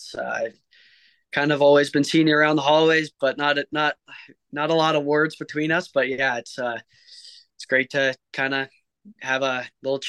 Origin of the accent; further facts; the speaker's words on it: Manitoba, Canada; It's kind of just kind of born right into the typical Canadian hockey family. We all grew up playing.